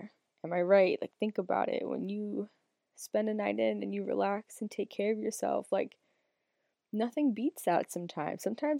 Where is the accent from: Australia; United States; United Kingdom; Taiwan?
United States; Massachusetts; I'm 25 years old. I'm from Northern Massachusetts, the United States.